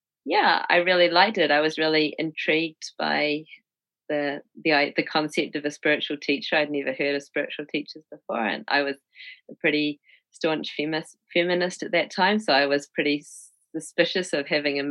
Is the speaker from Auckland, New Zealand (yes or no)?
no; Christchurch, Canterbury, New Zealand; moved away as an adult; also born or lived in Wellington, New Zealand / New York, United States; I'm from Christchurch.